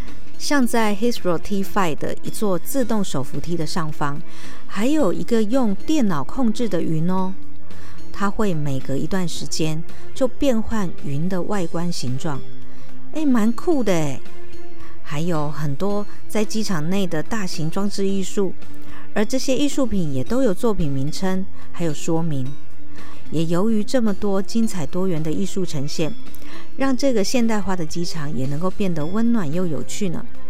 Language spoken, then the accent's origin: Chinese; Taipei, Taiwan; 以前在南部念书嘛，那我有一个好朋友是美浓人，他就送了一把美浓的油纸伞给我这位从天龙国来的